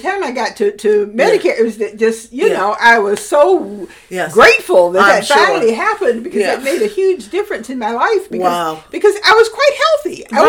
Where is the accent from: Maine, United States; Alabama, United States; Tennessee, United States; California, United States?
Alabama, United States; moved away; the library in my hometown invited me.